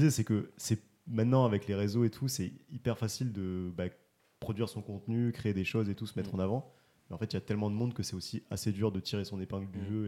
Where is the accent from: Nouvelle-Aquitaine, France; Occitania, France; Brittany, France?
Occitania, France; Toulouse; on est chauvin parce qu'on est toulousain.